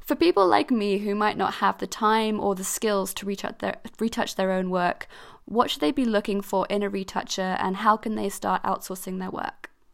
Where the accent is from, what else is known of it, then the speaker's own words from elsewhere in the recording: Switzerland; I grew up in Switzerland and, like, and especially in my kind of community, 'cause I was part of an international school